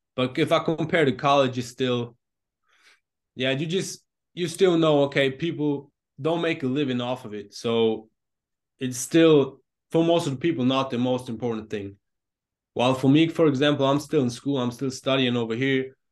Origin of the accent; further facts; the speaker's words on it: Germany; growing up in Germany, obvious-, obviously football is not the main sport